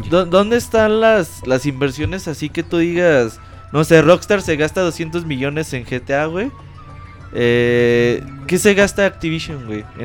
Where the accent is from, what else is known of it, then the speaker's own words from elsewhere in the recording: Mexico; Somos mexicanos, güey.